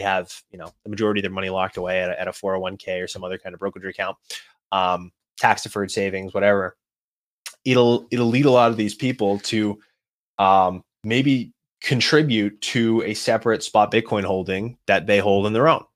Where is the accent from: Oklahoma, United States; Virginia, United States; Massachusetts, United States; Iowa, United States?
Massachusetts, United States; Boston; I'm from Boston